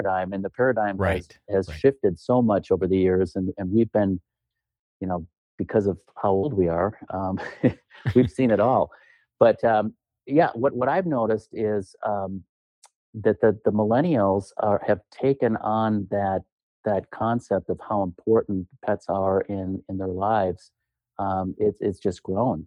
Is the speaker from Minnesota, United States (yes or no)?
yes; Duluth, Minnesota, United States; I hail from Duluth, Minnesota